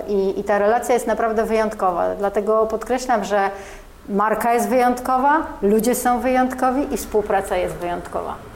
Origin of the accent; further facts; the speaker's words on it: Warsaw, Masovian Voivodeship, Poland; Ja jestem warszawianką, e, tak. jestem, ale czuję się z krwi kości, e, tak. Tu się, w Warszawie się urodziłam